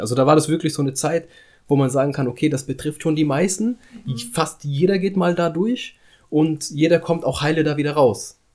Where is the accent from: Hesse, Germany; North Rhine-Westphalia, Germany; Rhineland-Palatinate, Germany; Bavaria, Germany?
Hesse, Germany; Frankfurt am Main; Ich bin hier in Frankfurt am Main zur Schule gegangen